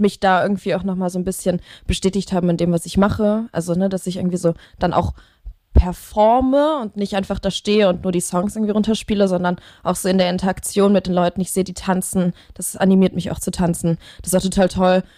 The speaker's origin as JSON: {"language": "German", "town": "Leverkusen", "region": "North Rhine-Westphalia", "country": "Germany", "tie": "born or raised there", "also_born_or_lived": "Cologne", "said": "da bin ich äh, geboren und aufgewachsen"}